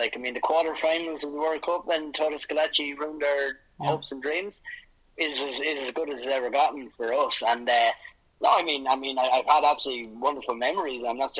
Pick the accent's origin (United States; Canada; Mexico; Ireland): Ireland; moved away; I'm away from Ireland, and secondly, because we've never had any success anyway